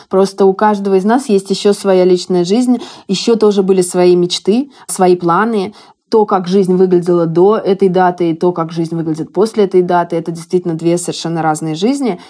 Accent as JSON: {"language": "Russian", "country": "Russia", "also_born_or_lived": "Hungary", "moved": "as an adult", "lives_now": "Budapest, Hungary", "said": "я вот 10 лет живу в Венгрии. Безусловно, я россиянка"}